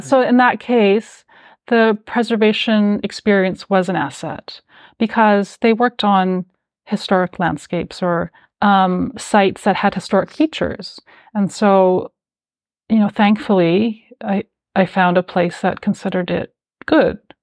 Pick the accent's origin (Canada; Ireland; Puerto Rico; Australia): Canada; Calgary, Alberta; also born or lived in New York; now in Toronto, Canada; I grew up in Calgary, Alberta